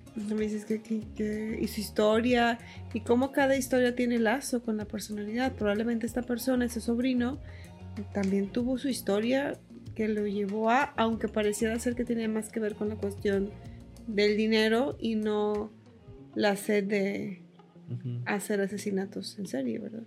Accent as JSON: {"language": "Spanish", "town": "Montemorelos", "region": "Nuevo León", "country": "Mexico", "tie": "born or raised there", "said": "Yo soy de Montemorelos"}